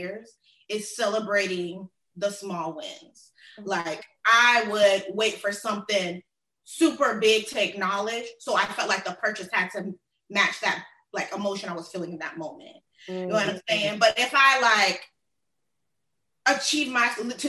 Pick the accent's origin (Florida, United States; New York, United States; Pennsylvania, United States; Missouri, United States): Florida, United States; Miami; also born or lived in Tallahassee; I was born in Miami and raised in like the South Florida area, that Tri-County